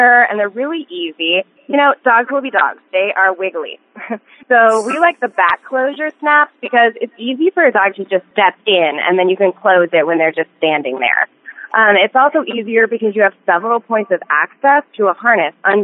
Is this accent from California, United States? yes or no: no; Colorado, United States; moved away; we're originally from Colorado